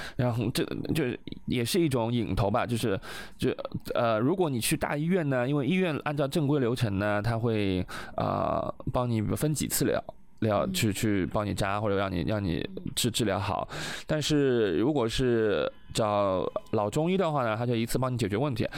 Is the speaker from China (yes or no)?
yes; China; 我们中国人